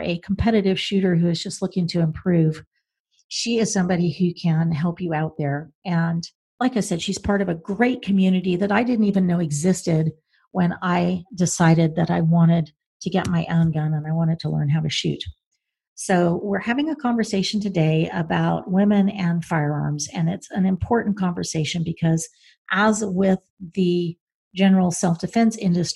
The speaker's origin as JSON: {"language": "English", "region": "Oklahoma", "country": "United States", "tie": "born or raised there", "said": "I grew up in Oklahoma"}